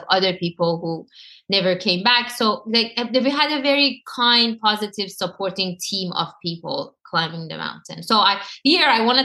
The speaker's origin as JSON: {"language": "English", "country": "Iran", "tie": "born or raised there", "moved": "yes", "said": "It was all the trauma that happened to me all my life, growing up in Iran, dealing with everything that I had to dealt with in Iran"}